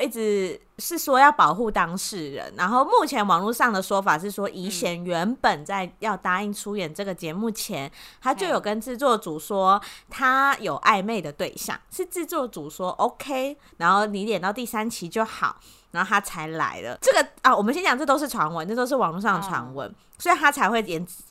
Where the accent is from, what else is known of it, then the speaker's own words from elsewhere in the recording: Taiwan; 比较像我们台湾人